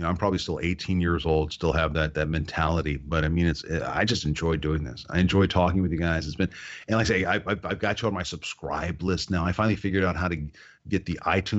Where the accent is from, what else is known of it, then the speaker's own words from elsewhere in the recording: United States; moved away as an adult; also born or lived in Florida / Colorado / California; now in Padre Island, Texas, United States; I grew up in Florida and Colorado, and then moved to California and became a talk show host.